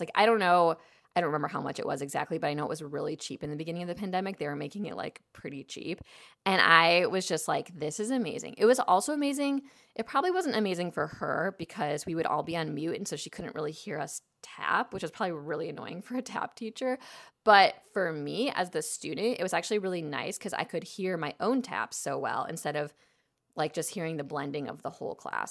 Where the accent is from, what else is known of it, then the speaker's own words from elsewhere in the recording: Chicago, Illinois, United States; now in Los Angeles, United States; I grew up in Chicago, but I grew up in the suburbs